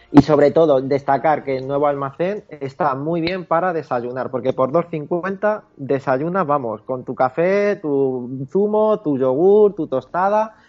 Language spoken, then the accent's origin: Spanish; Toledo, Castilla-La Mancha, Spain; somos toledanos